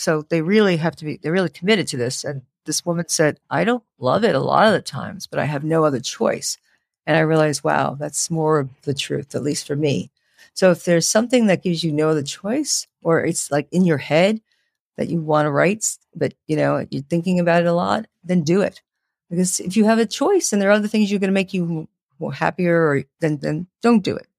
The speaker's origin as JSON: {"language": "English", "town": "New York City", "region": "New York", "country": "United States", "tie": "born or raised there", "said": "I grew up in the Bronx, Pelham Bay"}